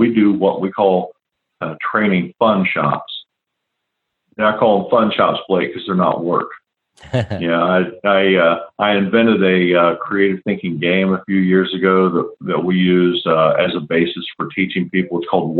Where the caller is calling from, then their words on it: West Chester, Ohio, United States; A little north of Cincinnati, Ohio. Okay. A town most people have never heard of called Westchester, Ohio.